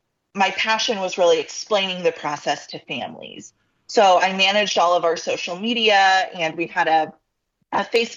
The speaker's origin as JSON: {"language": "English", "area": "Parke County", "region": "Indiana", "country": "United States", "tie": "born or raised there", "said": "I grew up in Park County, which is the covered bridge capital of the world. It's right near Terre Haute"}